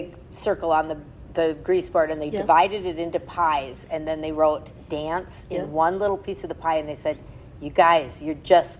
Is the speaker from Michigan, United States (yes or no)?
no; Minnesota, United States; we're both from Minnesota